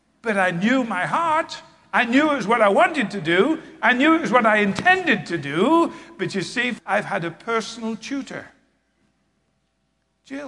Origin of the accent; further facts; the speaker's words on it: England, United Kingdom; I was raised in England